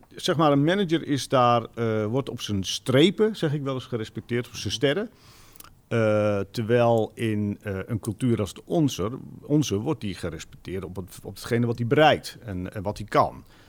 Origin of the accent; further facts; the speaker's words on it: Drenthe, Netherlands; now in Zaanstreek, Netherlands; ik kom zelf oorspronkelijk uit Drenthe de kop van Drenthe vlak tegen Groningen aan.